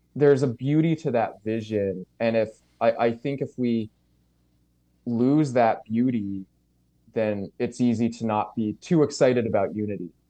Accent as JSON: {"language": "English", "town": "St. John's", "region": "Newfoundland and Labrador", "country": "Canada", "tie": "born or raised there", "moved": "as an adult", "lives_now": "New Brunswick, Canada", "said": "I grew up in Saint John's, uh, N L"}